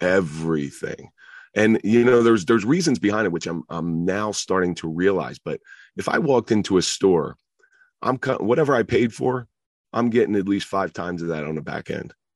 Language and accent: English; Atlantic City, New Jersey, United States; also born or lived in Roseland, New Jersey; the people I grew up in around Atlantic City